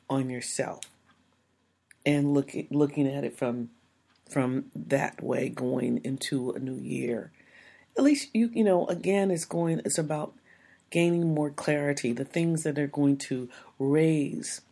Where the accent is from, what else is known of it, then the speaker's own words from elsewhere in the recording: United States; We're American. We grow up into a culture that doesn't say that we have to do these things.